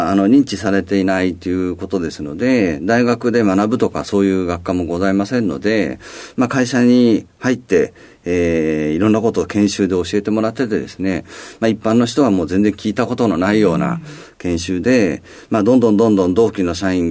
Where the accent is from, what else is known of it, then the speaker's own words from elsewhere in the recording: Tokyo, Japan; 東京でございます。